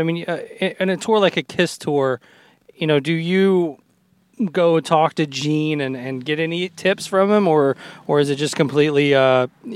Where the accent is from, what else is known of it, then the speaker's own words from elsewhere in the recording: Nashville, Tennessee, United States; I grew up in Nashville